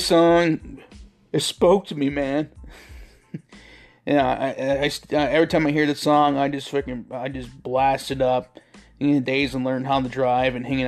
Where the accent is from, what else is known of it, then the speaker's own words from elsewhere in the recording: New York, United States; I grew up in New York, which is right across from Canada, so we used to get stations from Ottawa all the time